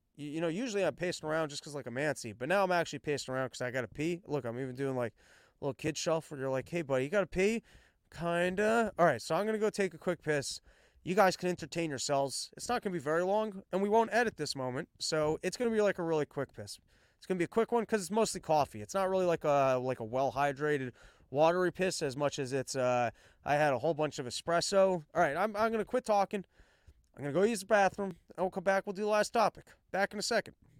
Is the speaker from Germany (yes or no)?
no; United States; as an American, I'm American first